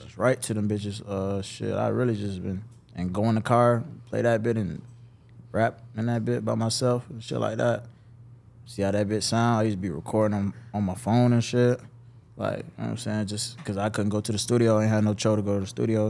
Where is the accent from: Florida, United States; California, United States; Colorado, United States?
Florida, United States; Jacksonville; I'm from Hill, Jacksonville, Westside. Um, okay. You know, born and raised